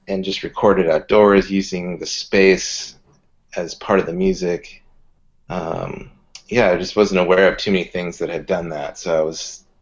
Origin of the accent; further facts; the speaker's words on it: Southern California, United States; also born or lived in Santa Cruz / San Francisco; I grew up in Southern California